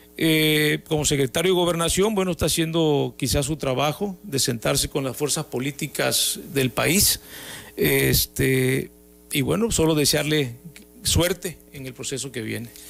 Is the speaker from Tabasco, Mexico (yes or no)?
yes; Tabasco, Mexico; los tabasqueños eh, tenemos a veces este, a veces somos un poquito tercos